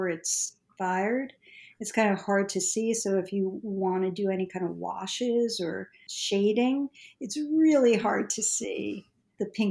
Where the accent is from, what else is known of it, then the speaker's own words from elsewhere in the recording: Northeast, United States; Growing up in the Northeast